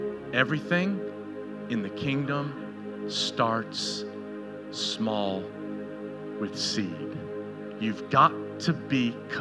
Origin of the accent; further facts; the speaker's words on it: Canada; now in United States; Kind of interesting in our culture, which kind of shocked me, we came from Canada, and if you want to, you want a tree in Canada, you didn't go out and, like palm trees.